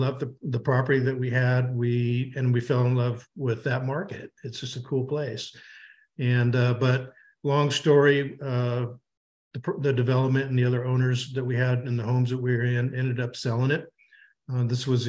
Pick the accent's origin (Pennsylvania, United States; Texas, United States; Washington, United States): Washington, United States; Seattle; now in Boise, United States; we are from the Pacific Northwest, both grew up in the Seattle area